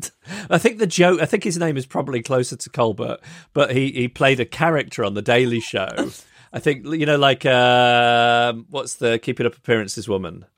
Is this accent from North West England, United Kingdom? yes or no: yes; Macclesfield, North West England, United Kingdom; my hometown of Macclesfield